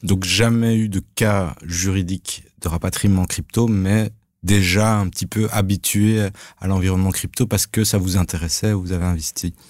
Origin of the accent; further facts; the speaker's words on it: Belgium; Chez nous en Belgique